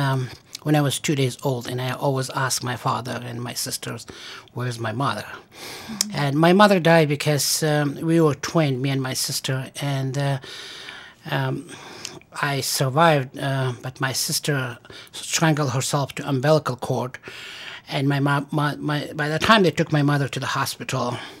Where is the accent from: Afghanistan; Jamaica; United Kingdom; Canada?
Afghanistan; moved away as an adult; also born or lived in Stanford, California / Massachusetts / Pennsylvania; now in Syracuse, United States; I was born in Afghanistan, and I went to medical school there